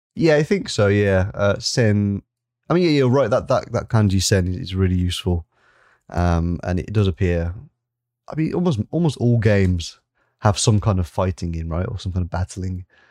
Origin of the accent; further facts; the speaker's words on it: England, United Kingdom; I'm an English gentleman